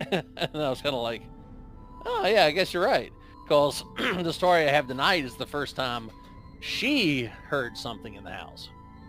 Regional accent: West Virginia, United States; I'm from the mountains of West Virginia.

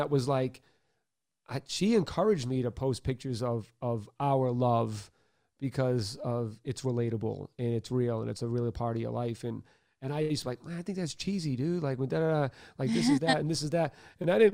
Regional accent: Boston, Massachusetts, United States; I'm white from Boston

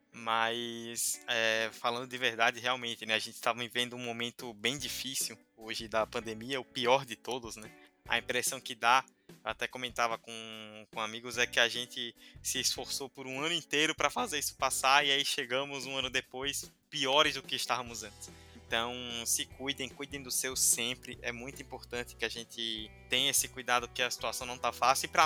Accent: Rio Branco, Acre, Brazil; Em Rio Branco, um beijão pra toda a minha cidade, onde

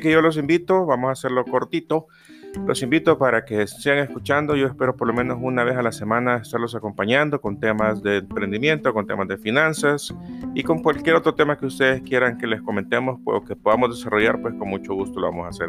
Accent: El Salvador; acá en mi país, El Salvador

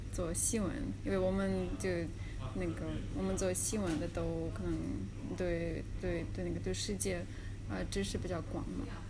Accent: Kazan, Tatarstan, Russia; Chinese is a second language; moved away as an adult; now in Beijing, China; 那个本科是在，呃，嘎善那边上的

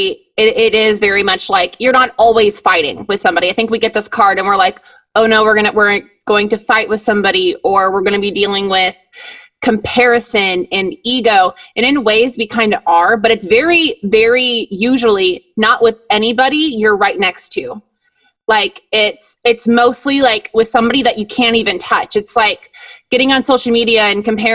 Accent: Midwest, United States; I'm from the Midwest, Lisa. I am from where the corn is. So I'm very, I'm corn fed, corn grown

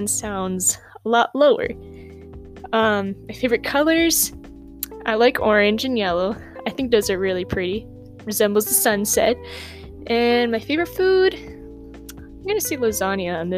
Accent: Havre, Montana, United States; I was born in Havre, Montana, born and raised

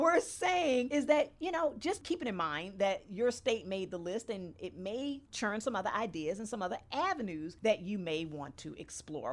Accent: Maryland, United States; my home state

